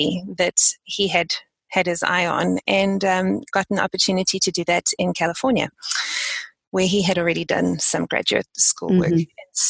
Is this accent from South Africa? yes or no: yes; South Africa; moved away as an adult; now in United States; I've lived in the States now for almost 15 years, so my accent has morphed over time. It's not as strong as it used to be, but I was born and bred in South Africa, various parts of South Africa.